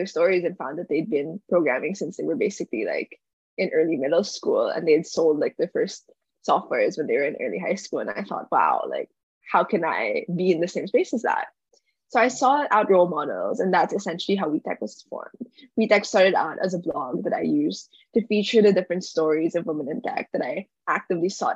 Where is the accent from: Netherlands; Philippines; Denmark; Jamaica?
Philippines; Manila, Metro Manila; moved away as an adult; now in Stanford, United States; I was born and raised in Manila, Philippines